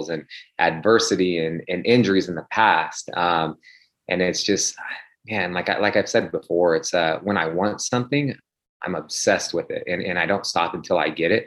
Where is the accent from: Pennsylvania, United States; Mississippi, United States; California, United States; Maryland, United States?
California, United States; Sacramento; also born or lived in Phoenix, Arizona; I was born in Phoenix, but, you know, I grew up in Sacramento. My father, they moved out here, I think, when I was like 6 months old